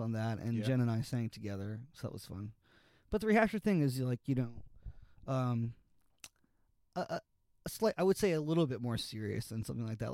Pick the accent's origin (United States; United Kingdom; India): United States; Miami, Florida; also born or lived in Gainesville, Florida; I grew up in Miami